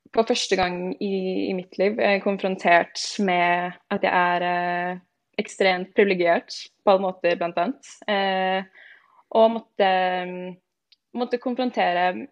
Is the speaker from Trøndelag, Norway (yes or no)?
no; Stabekk, Akershus, Norway; moved away as an adult; also born or lived in Shanghai, China; now in Madrid, Spain; jeg er født og oppvokst eh, på Stabekk, rett utenfor Oslo